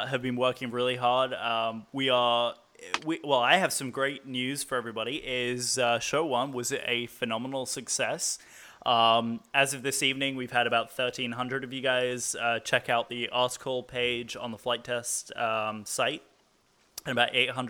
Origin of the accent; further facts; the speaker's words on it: England, United Kingdom; I'm the English guy